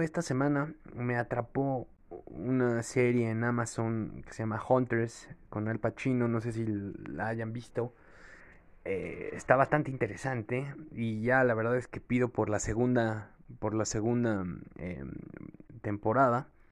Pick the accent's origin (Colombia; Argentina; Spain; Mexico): Mexico; also born or lived in Veracruz; los mexicanos siempre que aspiramos al taekwondo